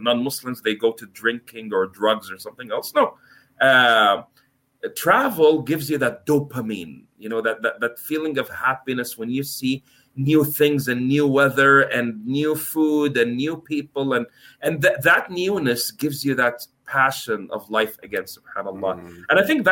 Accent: Canada; moved away as an adult; also born or lived in United States / Norway; I'm born in the US, I'm from Canada, my parents Egyptian and Turkish

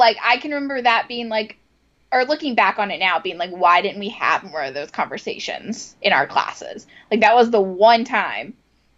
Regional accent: Virginia, United States; moved away; I grew up in the South in a mainly all white private school.

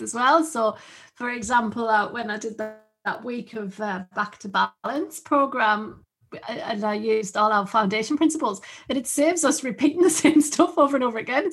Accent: the North East, North East England, United Kingdom; I'm just from along the road

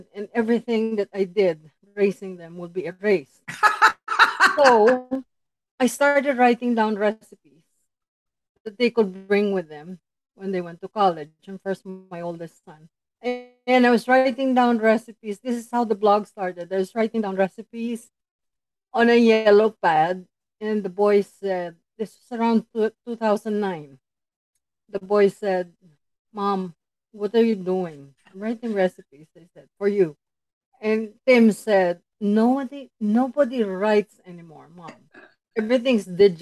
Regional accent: Tarlac Province, Central Luzon, Philippines; moved away as an adult; now in United States; I was born and raised in the Philippines in Tarlac Province, which is about 100 miles north of Manila, the capital.

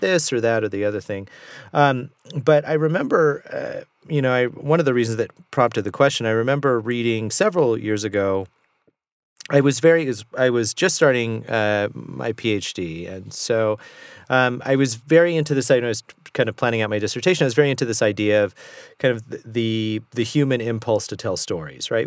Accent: Southern California, United States; I grew up in Southern California

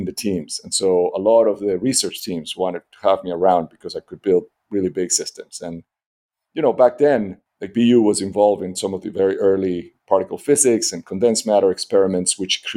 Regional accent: Caracas, Capital District, Venezuela; moved away; I grew up in Venezuela. I grew up in Caracas.

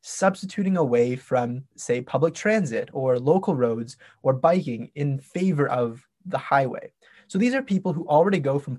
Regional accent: Toronto, Ontario, Canada; I'm from Toronto

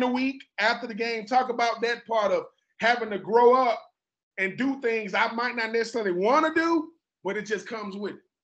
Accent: Georgia, United States; I'm from Georgia

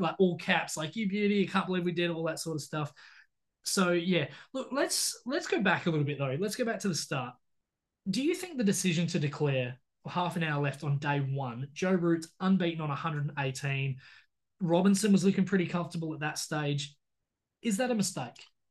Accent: Australia

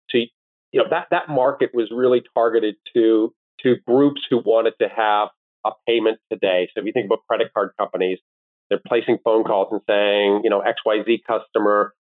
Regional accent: Owen Sound, Ontario, Canada; also born or lived in Washington, D.C.; now in Toronto, Canada; Both my wife and I grew up in Owen Sound

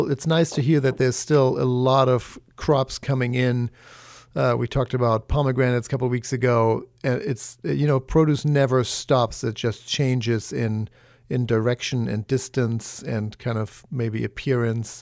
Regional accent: Germany; moved away; the root cellars anymore that I grew up with in Germany

